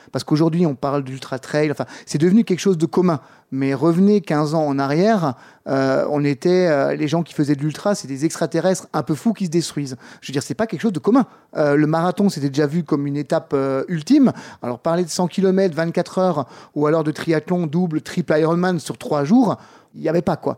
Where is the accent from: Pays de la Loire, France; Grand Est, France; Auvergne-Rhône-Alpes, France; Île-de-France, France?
Grand Est, France; Strasbourg; j'ai coaché pendant 10 ans en tant que coach MMA dans un club euh, chez nous à Strasbourg